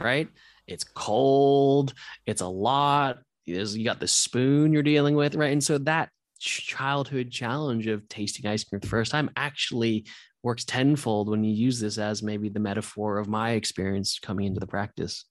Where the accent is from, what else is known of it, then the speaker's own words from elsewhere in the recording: Santa Monica, California, United States; also born or lived in New Zealand; I was actually born in New Zealand, but I grew up in Santa Monica, um, from about the age of four.